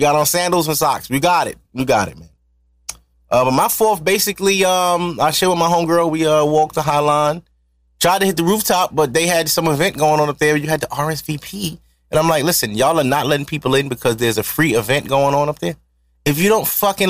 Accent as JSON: {"language": "English", "town": "New York City", "region": "New York", "country": "United States", "said": "I'm from Harlem"}